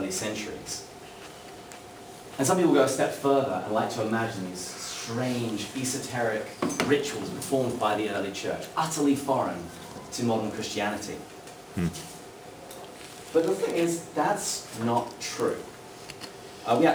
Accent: England, United Kingdom; moved away as an adult; also born or lived in Washington, D.C. / Seattle; now in San Diego, United States; I'm not a native of the United States. I come from England, from Great Britain, and I've lived in the States now for about 8 years

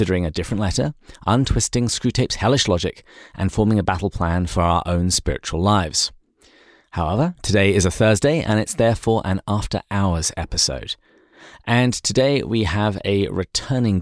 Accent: England, United Kingdom; moved away; my home country of England

